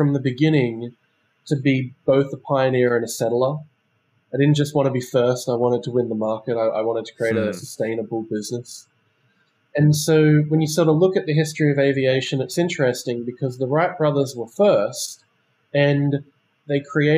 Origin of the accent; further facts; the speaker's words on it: Sydney, New South Wales, Australia; moved away as an adult; also born or lived in Shanghai; I'm originally from Sydney, Australia